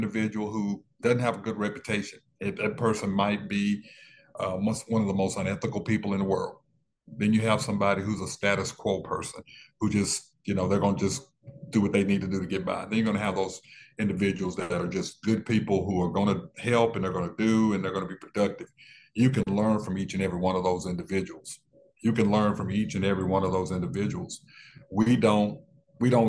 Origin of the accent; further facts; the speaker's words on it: Dallas, Texas, United States; I was born in West Dallas